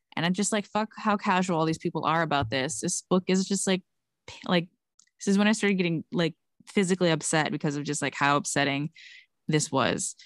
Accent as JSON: {"language": "English", "region": "Texas", "country": "United States", "also_born_or_lived": "California", "moved": "yes", "said": "I'm from Texas"}